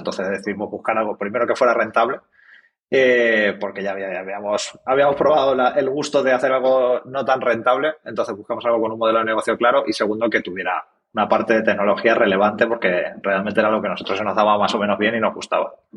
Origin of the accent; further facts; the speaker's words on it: Ciudad Real, Castilla-La Mancha, Spain; somos de Ciudad Real, que ya es una cosa rara